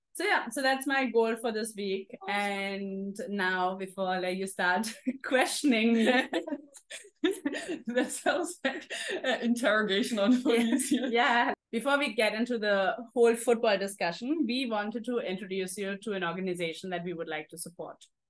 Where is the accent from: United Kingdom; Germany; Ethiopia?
Germany; moved away as an adult; also born or lived in Singapore; now in Mumbai, India; this girls team which was actually in a village near my hometown. So it was like a half an hour drive from my uh, home. And then I just loved it. My parents dropped me every time when we used to have games. Um, and I played for a couple of years in Germany